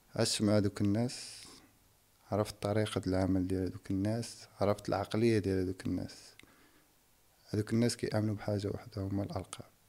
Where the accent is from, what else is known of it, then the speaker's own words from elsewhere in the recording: Casablanca, Casablanca-Settat, Morocco; اللي كبرنا فيها في كازا